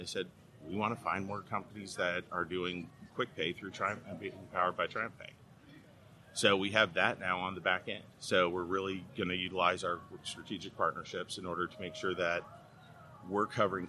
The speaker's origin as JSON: {"language": "English", "town": "Chicago", "region": "Illinois", "country": "United States", "also_born_or_lived": "Texas", "moved": "yes", "lives_now": "Houston, United States", "said": "I'm actually originally from Chicago, so I'm a Bears fan."}